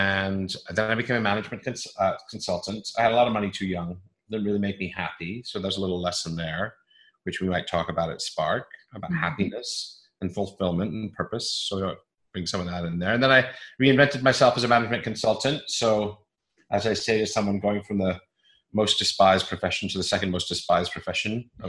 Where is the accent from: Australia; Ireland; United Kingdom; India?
United Kingdom; England; also born or lived in British Columbia, Canada; I was born there, so I have some claim to Canadian roots. I moved away when I was 6 months old, and we moved to England